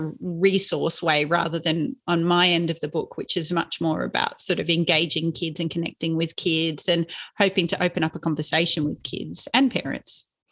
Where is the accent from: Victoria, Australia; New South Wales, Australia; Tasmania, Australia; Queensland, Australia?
New South Wales, Australia; Inverell; when I was growing up in Inverell, which is in Western New South Wales